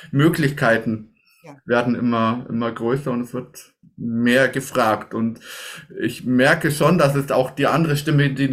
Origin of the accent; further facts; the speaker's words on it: Bavaria, Germany; Gruppe mit einfach aus, aus dem Allgäu, aus meiner Heimat